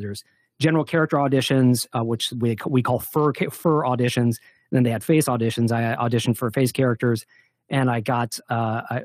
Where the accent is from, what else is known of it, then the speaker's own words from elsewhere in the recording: Detroit, Michigan, United States; also born or lived in Southern California; I grew up in the Midwest. I grew up in the Detroit area